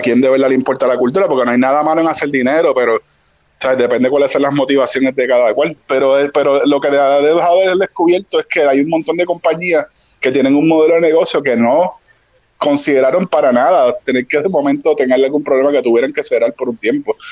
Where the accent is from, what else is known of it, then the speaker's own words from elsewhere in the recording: Ponce, Puerto Rico; yo crecí en Ponce.